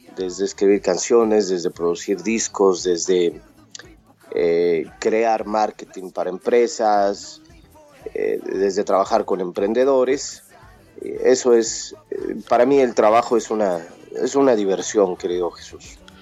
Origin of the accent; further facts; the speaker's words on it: Mexico; moved away as an adult; now in United States; Al llegar a los Estados Unidos y, cuando me fui de México